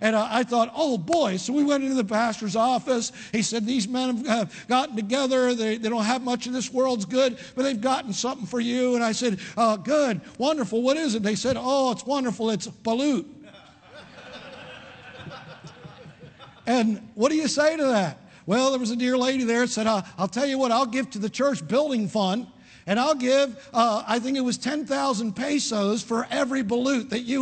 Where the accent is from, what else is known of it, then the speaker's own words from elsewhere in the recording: Parkville, Maryland, United States; I was raised in outside of Baltimore, Maryland, in Parkville, in an Italian community, in an Italian American family